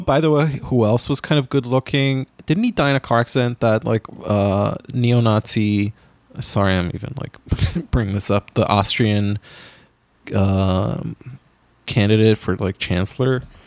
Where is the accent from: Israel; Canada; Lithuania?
Israel; moved away; growing up in Israel